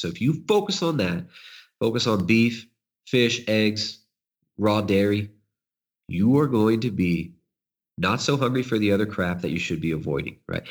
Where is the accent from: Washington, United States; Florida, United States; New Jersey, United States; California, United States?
California, United States; accent: California; moved away; I grew up in California